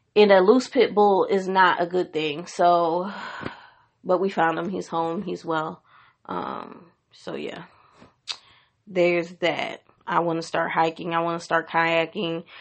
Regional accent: Washington, District of Columbia, United States; moved away; I went back to my hometown of Washington, D C for the first time in more than ten years

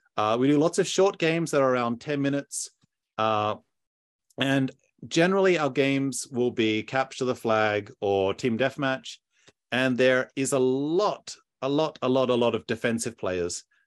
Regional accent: Australia; I'm, I'm Australian

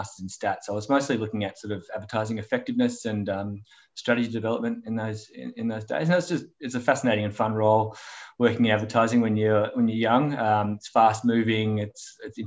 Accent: Melbourne, Victoria, Australia; I'm a Melbourne boy. Yeah, grew up in Melbourne. Lived here my whole life.

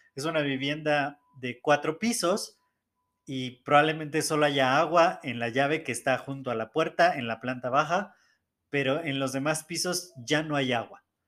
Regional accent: Mexico City, Mexico; yo nací en el Estado de México, muy cerca de la Ciudad de México, y toda mi vida he vivido aquí en Ciudad de México.

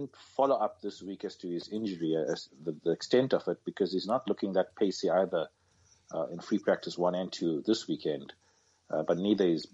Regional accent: South Africa; being a South African

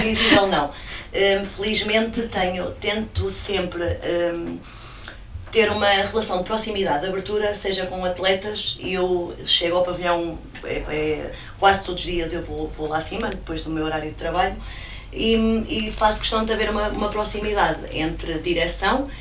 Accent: São Paio de Gramaços, Centro, Portugal; eu sou nascida em Criada e criada na, na freguesia de São Pai de Gramazos, as minhas raízes estão lá

